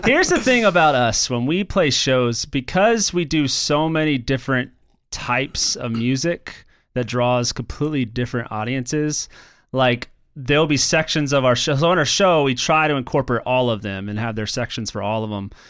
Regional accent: Florida, United States; moved away; I'm going to my hometown in Florida

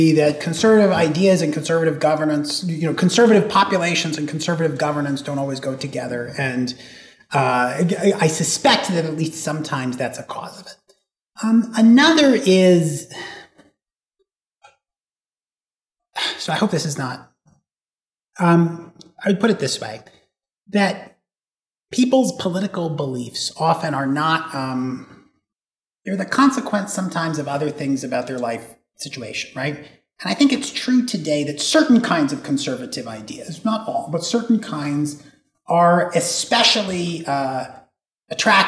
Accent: Northeast, United States; moved away; it was unusual to grow up as a Thomist in the Northeast where I came from

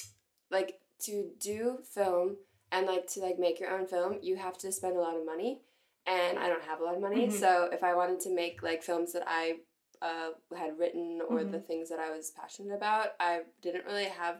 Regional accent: Chicago, Illinois, United States; moved away as an adult; now in Paris, France; I'm 23 years old, and I was born in 1994, and I'm from Chicago, Illinois, and now I'm living in Paris

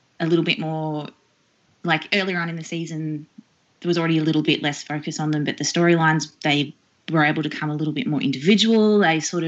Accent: Australia

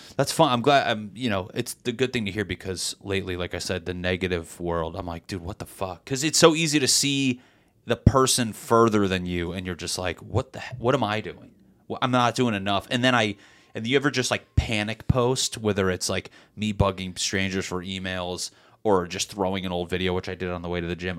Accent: Meriden, Connecticut, United States; now in Los Angeles, United States; Connecticut in my hometown, Meriden, we just so happen to have a big Puerto Rican and Black population

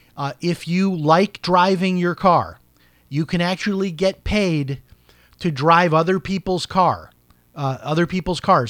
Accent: Chicago, Illinois, United States; when I grew up in Chicago

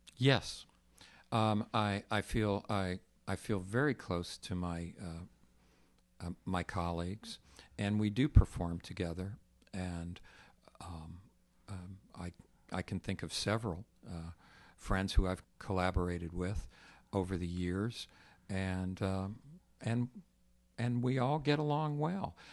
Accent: Texas, United States; I grew up in Texas

